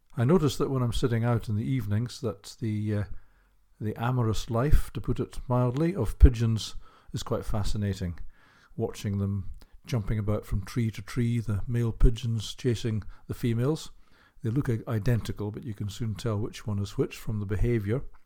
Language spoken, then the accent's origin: English; Hull, Yorkshire and the Humber, United Kingdom; I'm from Kingston upon Hull in the northeast of England.